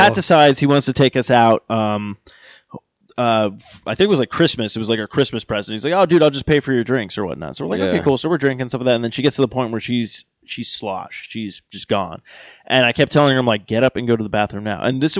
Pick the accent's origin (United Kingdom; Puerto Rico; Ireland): Ireland; I like Jaeger, actually. I'm Irish. I drink anything.